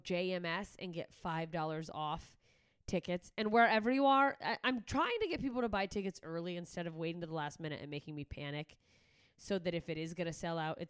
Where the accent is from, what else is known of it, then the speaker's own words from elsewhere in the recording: Alaska, United States; moved away; also born or lived in Florida; my home state of Alaska